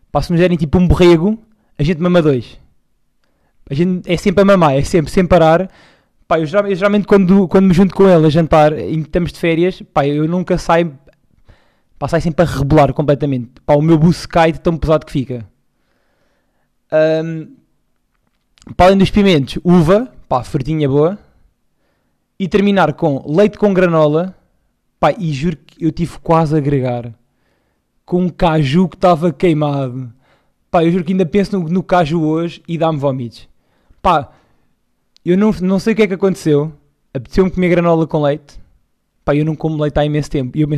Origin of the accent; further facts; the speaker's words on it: Montargil, Portalegre District, Portugal; viemos de Montargil para o Algarve.